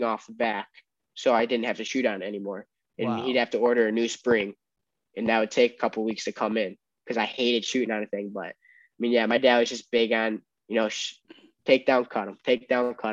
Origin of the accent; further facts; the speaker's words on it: Glenbard North, Illinois, United States; growing up in the Glenbard North wrestling room